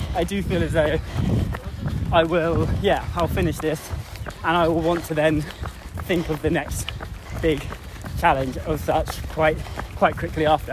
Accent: England, United Kingdom; I was born in England

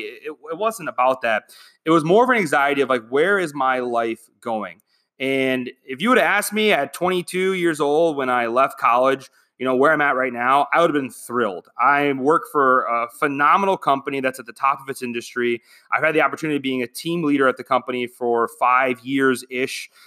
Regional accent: Michigan, United States; moved away as an adult; now in Phoenix, United States; I'm from Michigan

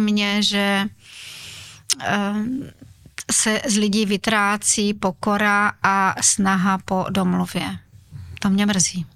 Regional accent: Uherský Brod, Zlín Region, Czechia; narodila jsem se tam, kde většina obyvatel Slovácka, to znamená nemocnice Uherské hradiště, ale jinak eh, celý můj život je spojený právě s Uherským Brodem

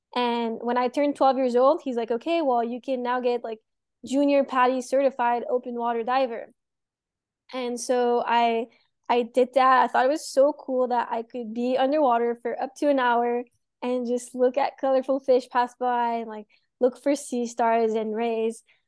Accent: Montreal, Quebec, Canada; moved away as an adult; now in Florida, United States; I'm from Montreal, so I grew up in the city

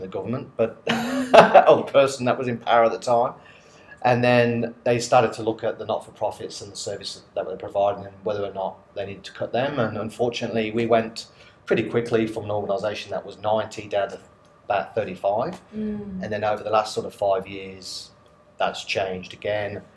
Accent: Coventry, West Midlands, United Kingdom; moved away as an adult; also born or lived in Queensland, Australia; now in Australia; originally from the UK, a place called Coventry in central England

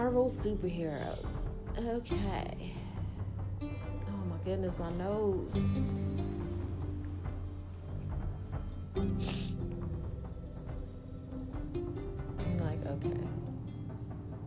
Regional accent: New York, United States; moved away; I'm from New York

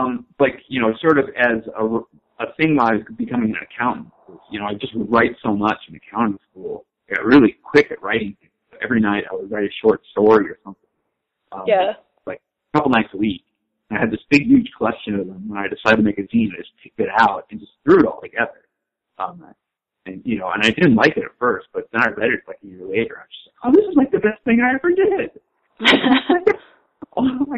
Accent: Tucson, Arizona, United States; I was from Tucson.

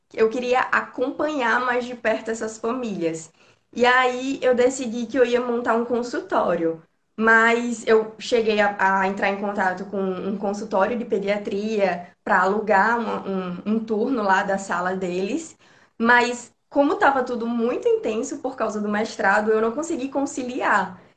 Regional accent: Natal, Rio Grande do Norte, Brazil; eu sou de Natal, no Rio Grande do Norte

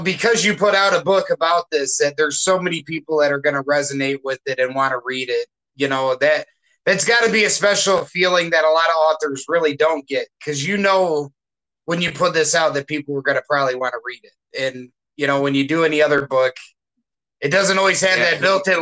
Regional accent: Michigan, United States; now in Omaha, United States; my home state

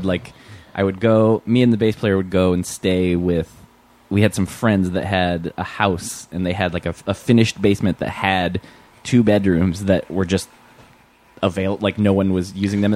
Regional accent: Michigan, United States; moved away; also born or lived in Virginia / Minnesota; I grew up in Michigan originally, then I lived in Virginia for a long time, and I was living in Virginia

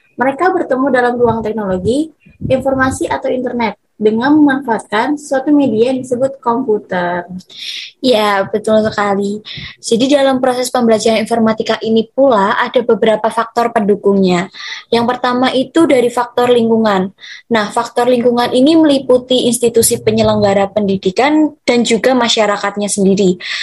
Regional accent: Klaten, Central Java, Indonesia; Asal aku dari kota yang tetanggaan deket juga nih sama Solo. Aku dari Klaten

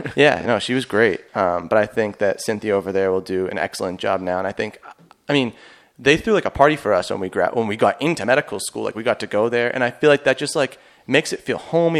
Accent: Boston, Massachusetts, United States; I'm from Boston

